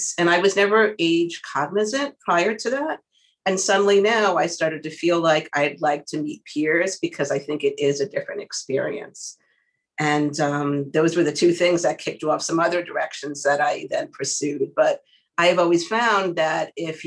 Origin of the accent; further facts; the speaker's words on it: New York City, New York, United States; I'm a Queens girl. I'm a New Yorker